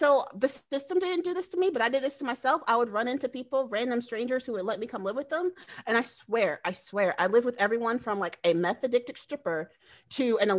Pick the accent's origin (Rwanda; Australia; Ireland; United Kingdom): Australia; accent: Australian; I'm Aboriginal. I'm from Australia.